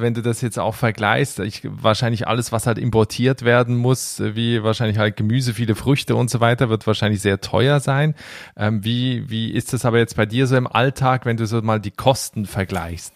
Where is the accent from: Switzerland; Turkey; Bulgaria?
Switzerland; ich als Schweizer